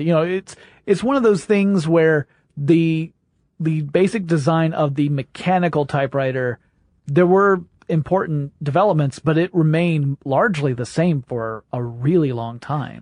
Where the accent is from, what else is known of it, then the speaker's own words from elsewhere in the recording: the South, United States; I'm from the South.